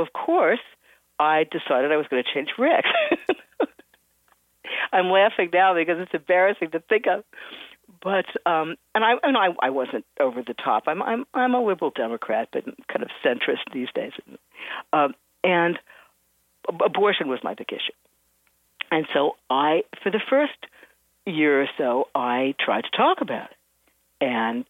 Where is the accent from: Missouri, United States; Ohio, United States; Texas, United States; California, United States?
Ohio, United States; Cincinnati; now in New York, United States; I'm from Cincinnati, Ohio. And I mean, I've lived in New York for many years